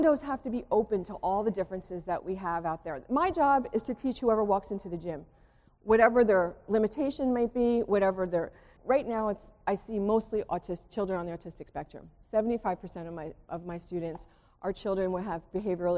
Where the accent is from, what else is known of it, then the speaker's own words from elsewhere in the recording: Springfield, United States; also born or lived in Gettysburg / Westfield; I grew up in Springfield, you know, I lived in a bubble